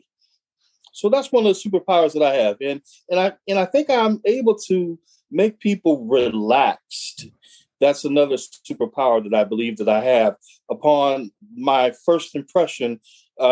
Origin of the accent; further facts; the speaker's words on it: Omaha, Nebraska, United States; moved away as an adult; also born or lived in Fremont, Nebraska; now in Southern California, United States; he and I grew up together in Omaha, Nebraska.